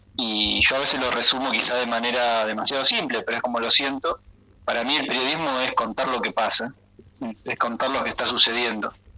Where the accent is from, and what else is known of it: Buenos Aires Province, Argentina